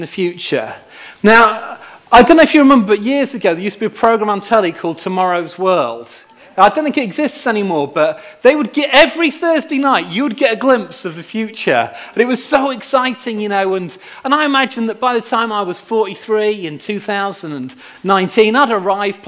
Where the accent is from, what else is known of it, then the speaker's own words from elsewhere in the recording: Knaresborough, Yorkshire and the Humber, United Kingdom; moved away; I grew up near here in Knaresborough